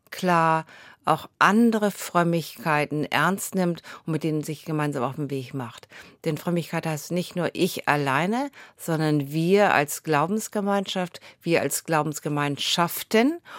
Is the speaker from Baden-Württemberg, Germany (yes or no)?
no; Bad Segeberg, Schleswig-Holstein, Germany; born there; now in Husum, Germany; Also ich bin in Bad Segeberg geboren, wohne jetzt in Husum.